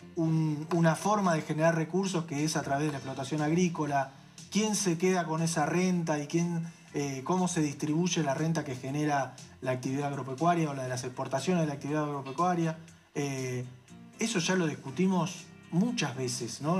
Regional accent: Argentina; la Argentina, digo nosotros porque somos parte de la Argentina

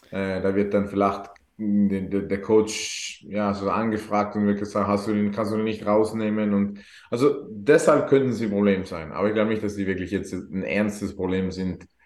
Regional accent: South Tyrol, Trentino-Alto Adige, Italy; bin waschechter Südtiroler.

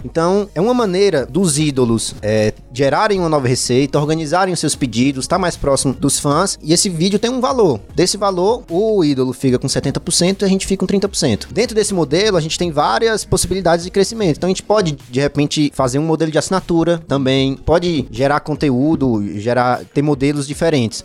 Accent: Fortaleza, Ceará, Brazil; moved away as an adult; now in São Paulo, Brazil; tô morando em São Paulo tem uns dois anos. Eu sou de Fortaleza, sou do Ceará

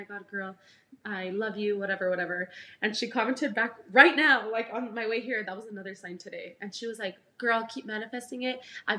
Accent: El Paso, Texas, United States; as soon as we'd say El Paso

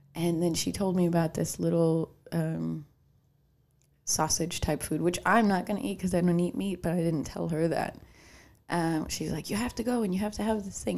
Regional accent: Chicago, Illinois, United States; accent: Chicago; I started noticing my Chicago accent

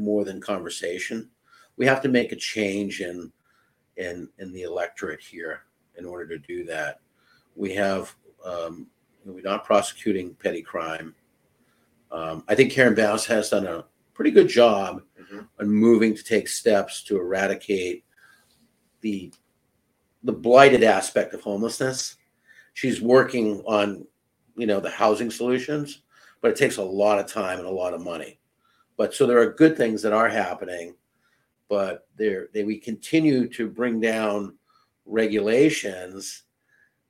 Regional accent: Chelsea, Massachusetts, United States; I grew up in a northern suburb of Boston called Chelsea, Mass

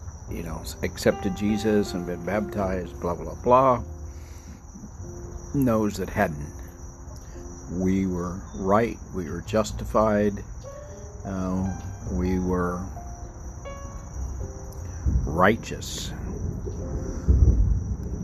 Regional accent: El Paso, Texas, United States; now in Maryland, United States; I grew up on the border in El Paso. I was born in a hospital a few hundred feet from Juarez, Mexico.

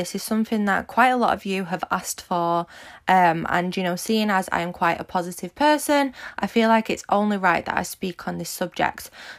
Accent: Manchester, North West England, United Kingdom; Build Your Dreams podcast with me … If you don't know me, I'm 24 from Manchester in the UK, and I am a social media entrepreneur

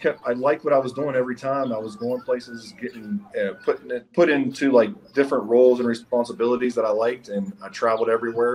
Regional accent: Steubenville, Ohio, United States; moved away as an adult; also born or lived in Fayetteville, North Carolina / Germany; now in Prescott, United States; I'm originally from um, Steubenville, Ohio.

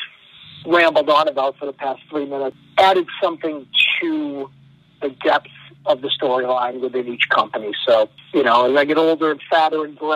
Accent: Massachusetts, United States; I grew up in Massachusetts my whole life

